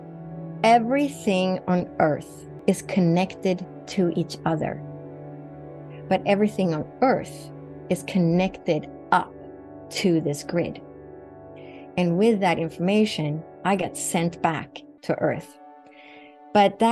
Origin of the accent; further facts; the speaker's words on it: Sweden; moved away as an adult; Sweden, where I grew up in Northern Europe